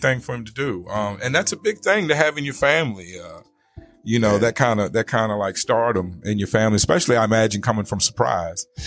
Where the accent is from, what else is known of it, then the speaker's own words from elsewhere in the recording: Richmond, Virginia, United States; moved away as an adult; also born or lived in North Carolina; now in Arizona, United States; I come from Richmond, I Virginia